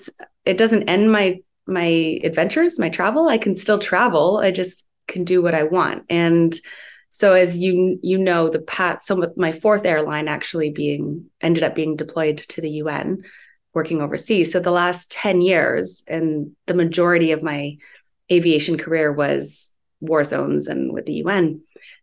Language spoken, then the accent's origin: English; Guelph, Ontario, Canada; No, I'm from Ontario, close to Toronto, like